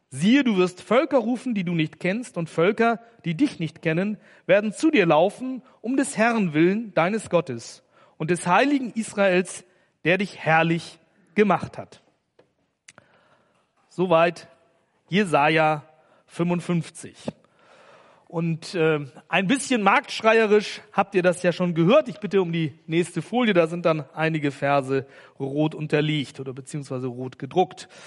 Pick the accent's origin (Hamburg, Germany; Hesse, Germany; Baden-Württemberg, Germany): Hamburg, Germany; Ich komme aus Hamburg und da gibt's ja den Hamburger Fischmarkt